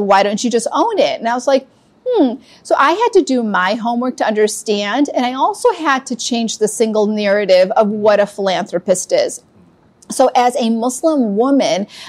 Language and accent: English; Chicago, Illinois, United States; also born or lived in Hyderabad, India; I came here when I was 2 years old to Chicago. And I've been living in Chicago for 50 years.